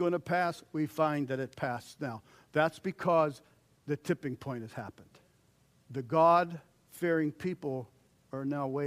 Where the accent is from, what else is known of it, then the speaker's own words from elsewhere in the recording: United States; as American Christians